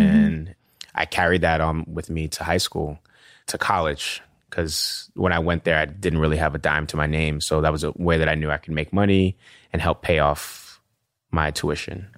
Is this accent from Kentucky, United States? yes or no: no; New York City, New York, United States; also born or lived in Nigeria / Washington, D.C.; growing up in the South Bronx, it's like you're, f, you're fighting everywhere you go